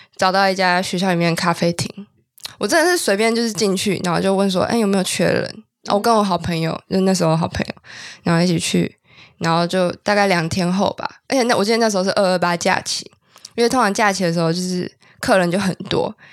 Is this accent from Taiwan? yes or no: yes; Taipei, Taiwan; also born or lived in Kinmen; 我出生在台北，我只是后来户籍跟我妈迁到金门